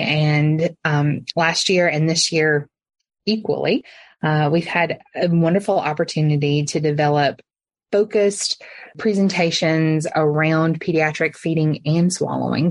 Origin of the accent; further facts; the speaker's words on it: Alabama, United States; moved away as an adult; also born or lived in Memphis, Tennessee; I am from Alabama originally